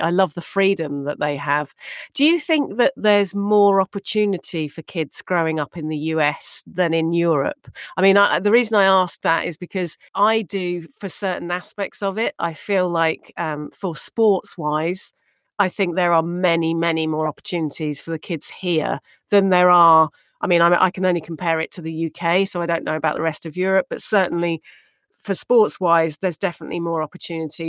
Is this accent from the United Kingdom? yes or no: yes; United Kingdom; now in United States; I'm proud to be British